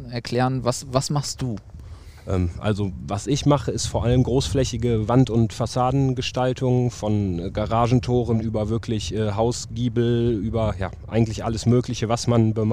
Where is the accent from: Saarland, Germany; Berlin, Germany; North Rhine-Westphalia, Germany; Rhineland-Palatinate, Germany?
North Rhine-Westphalia, Germany; Münster; Boah, das, äh, ich komme gebürtig aus Münster, muss ich vielleicht erstmal sagen.